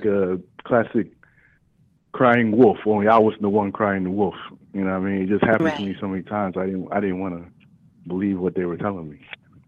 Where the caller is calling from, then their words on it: Dallas, Texas, United States; calling from Dallas area.